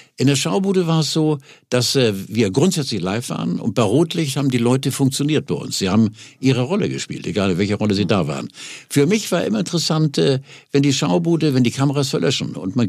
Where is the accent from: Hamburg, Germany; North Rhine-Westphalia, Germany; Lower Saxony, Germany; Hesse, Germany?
Hamburg, Germany; moved away as an adult; now in Quickborn, Germany; Und ich lebe seit 18 Jahren in, in Quickborn, wollte nie nach Quickborn und lebe jetzt da, bin sehr glücklich und zufrieden als Hamburger.